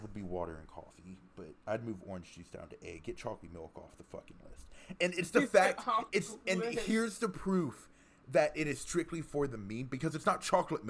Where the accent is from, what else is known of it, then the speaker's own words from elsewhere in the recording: Texas, United States; because I'm from Texas